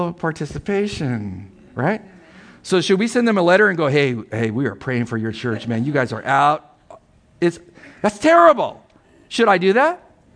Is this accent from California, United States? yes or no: yes; San Diego, California, United States; I'm from San Diego